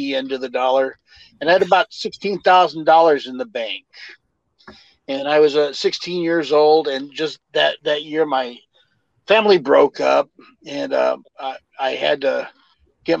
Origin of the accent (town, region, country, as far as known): California, United States; born or raised there; also born or lived in Texas